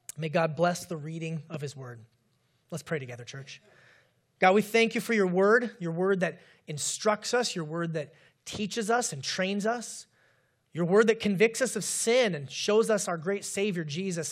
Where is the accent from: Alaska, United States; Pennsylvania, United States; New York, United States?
Alaska, United States; moved away; I grew up in Alaska